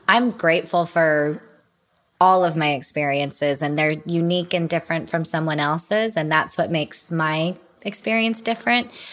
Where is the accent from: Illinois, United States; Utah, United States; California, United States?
Utah, United States; we grew up in Utah